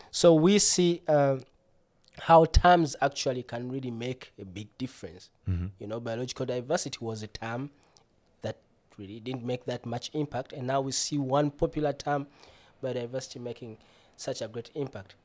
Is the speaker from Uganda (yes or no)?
yes; Uganda; moved away as an adult; now in Bremen, Germany; I'm originally from Uganda, landlocked country